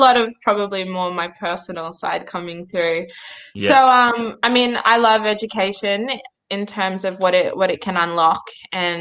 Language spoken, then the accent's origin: English; Wollongong, New South Wales, Australia; also born or lived in Nhulunbuy, Northern Territory / Sydney / Cape York, Queensland / Canberra; growing up in Wollongong, when my mum remarried